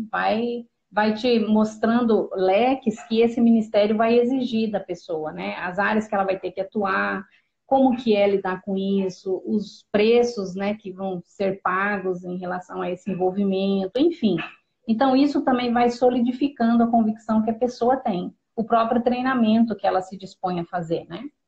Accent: Pedro Juan Caballero, Amambay, Paraguay; moved away; Na época a gente morava no Paraguai, em Pedro Juan Cavalheiro.

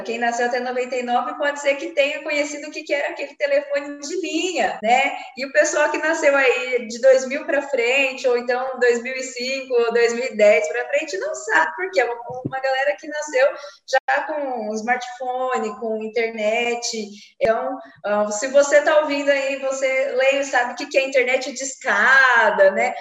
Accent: interior of São Paulo, Brazil; moved away; eu sou do interior de São Paulo

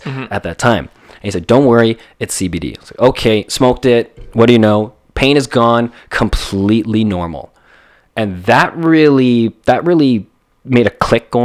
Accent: Calgary, Alberta, Canada; moved away as an adult; also born or lived in Toronto; now in Calgary, Canada; born and raised in Calgary

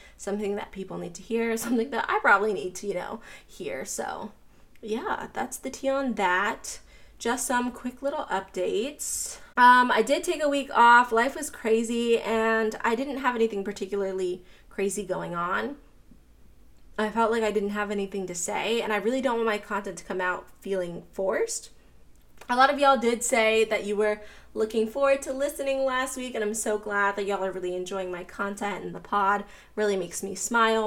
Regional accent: Pittsburgh, Pennsylvania, United States; also born or lived in Florida; now in Atlanta, United States; I grew up in Pittsburgh, I lived in Florida, I currently live in Atlanta

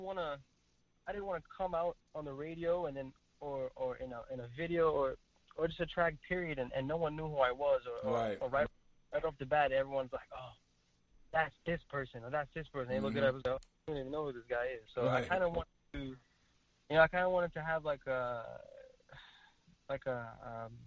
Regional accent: Trinidad & Tobago; I'm from Trinidad and Tobago, and culture is very multi-diverse

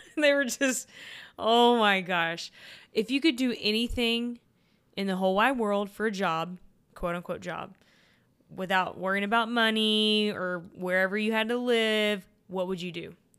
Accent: Texas, United States; I'm from Texas

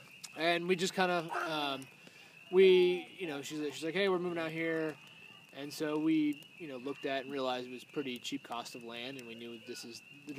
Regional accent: Erie, Pennsylvania, United States; moved away; Erie, Pennsylvania is where I'm mostly from.

